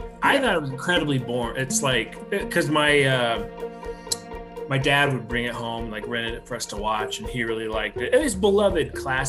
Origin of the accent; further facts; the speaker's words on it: Kansas, United States; we're from Kansas.